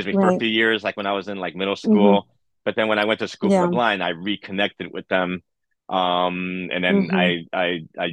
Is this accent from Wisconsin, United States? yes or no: no; New York City, New York, United States; I was born in East Harlem, Spanish Harlem